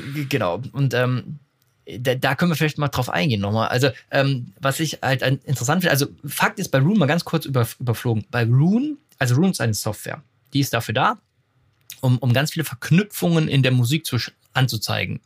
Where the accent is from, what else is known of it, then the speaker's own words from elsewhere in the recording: Enkirch, Rhineland-Palatinate, Germany; meinem Heimatort Enkirch